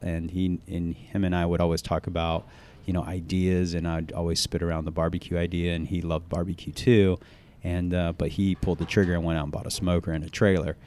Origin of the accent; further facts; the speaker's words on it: the South, United States; growing up in the South and, uh, having, uh, Southeastern Asian parents